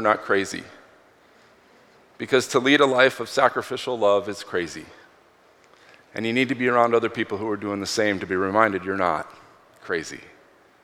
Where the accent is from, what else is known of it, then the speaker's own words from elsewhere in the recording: Minneapolis, Minnesota, United States; I'm from Minneapolis